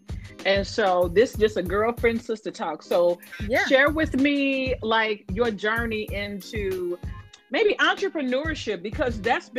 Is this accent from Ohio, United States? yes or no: no; St. Louis, Missouri, United States; now in Atlanta, United States; Yes, I'm from St. Louis, so I can't help it.